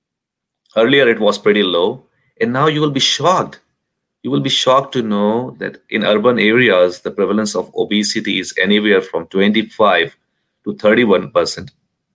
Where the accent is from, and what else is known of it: India; born or raised there; moved away